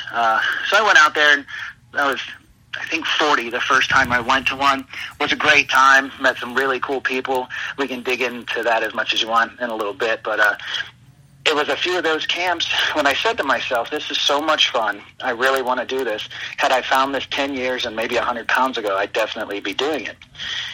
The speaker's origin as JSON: {"language": "English", "town": "Cincinnati", "region": "Ohio", "country": "United States", "tie": "born or raised there"}